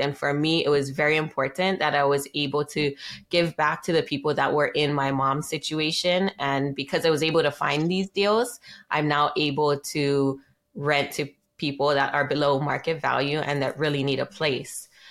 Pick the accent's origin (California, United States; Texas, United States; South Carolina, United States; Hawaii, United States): Hawaii, United States; Maui; I was raised here on Maui in Hawaii